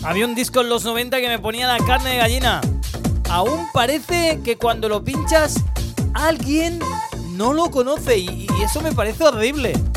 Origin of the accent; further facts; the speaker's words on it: Valencia, Valencian Community, Spain; Hoy estoy muy de Valencia, de mi tierra